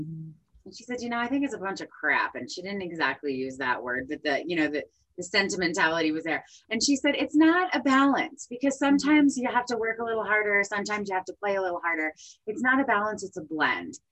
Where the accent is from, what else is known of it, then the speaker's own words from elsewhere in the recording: New Jersey, United States; moved away; I'm from New Jersey originally